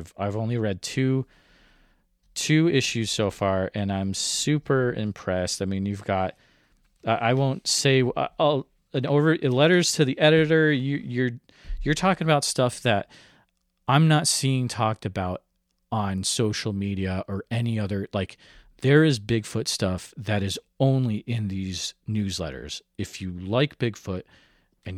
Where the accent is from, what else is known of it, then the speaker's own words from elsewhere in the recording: Iowa, United States; I'm from Iowa